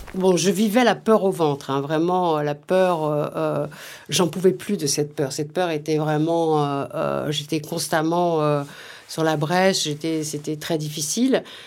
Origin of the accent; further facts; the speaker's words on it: Vénissieux, Auvergne-Rhône-Alpes, France; also born or lived in Lyon / Oullins; Je suis née à Lyon. J'ai grandi au Minguettes, à Vénissieux, euh, dans la banlieue lyonnaise